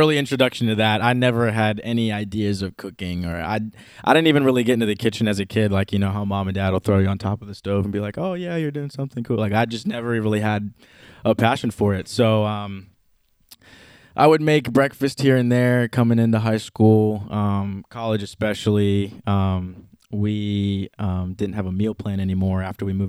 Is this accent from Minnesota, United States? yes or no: yes; Minnesota, United States; also born or lived in Trinidad; I grew up in Minnesota.